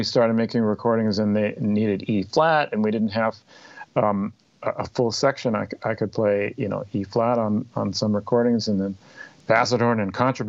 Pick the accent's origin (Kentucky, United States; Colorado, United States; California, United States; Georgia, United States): California, United States; Los Angeles; now in Chicago, United States; when I was growing up in Los Angeles